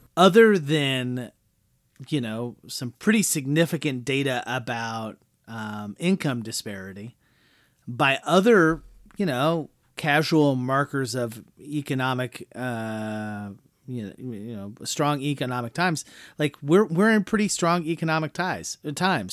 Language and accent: English; Midwest, United States; we come from the Midwest and we deal enough with smaller towns